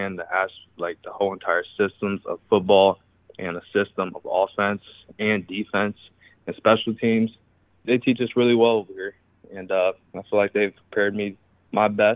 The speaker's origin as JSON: {"language": "English", "town": "Chicago", "region": "Illinois", "country": "United States", "tie": "born or raised there", "moved": "as an adult", "lives_now": "Iowa, United States", "said": "I was born and raised in Chicago"}